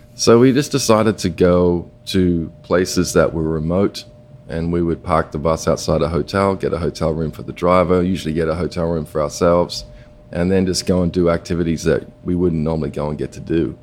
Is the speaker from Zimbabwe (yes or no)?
no; Perth, Western Australia, Australia; moved away; I grew up uh, going to the beach, and you know, I come from Perth